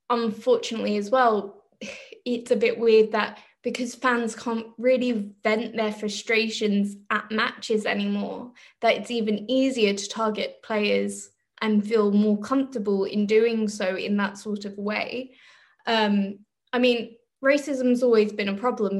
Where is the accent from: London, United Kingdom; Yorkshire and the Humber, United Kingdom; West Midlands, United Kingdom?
London, United Kingdom; moved away as an adult; now in Germany; We're from Northwest London